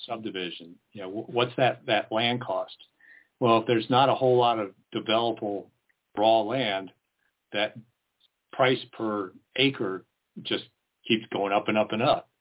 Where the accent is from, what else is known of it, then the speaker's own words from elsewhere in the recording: East Coast, United States; moved away as an adult; now in Lane County, United States; I'm originally from the East Coast. I'm a transplant.